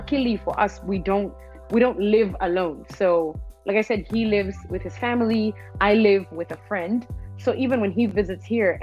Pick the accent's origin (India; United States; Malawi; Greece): Malawi; I'm from Malawi